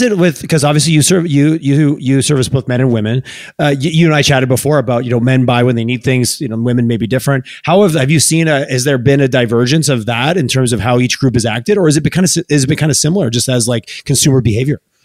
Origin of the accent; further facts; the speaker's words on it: Canada; we're Canadian